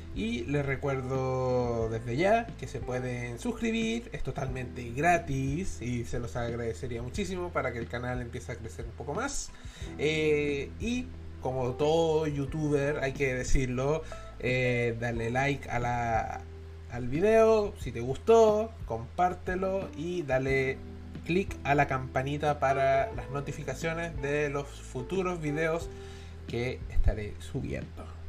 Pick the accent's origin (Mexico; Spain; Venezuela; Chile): Chile; Todos somos chilenos